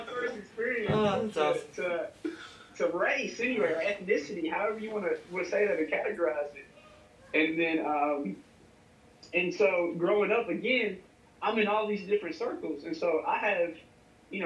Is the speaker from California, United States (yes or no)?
no; Bloomfield, Kentucky, United States; I grew up in Bloomfield, Kentucky, country, rural, just outside of bourbon capital of Kentucky, Bardstown